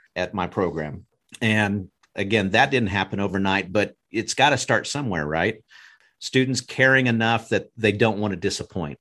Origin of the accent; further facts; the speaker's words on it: Broken Arrow, Oklahoma, United States; I grew up in Broken Arrow and was in the band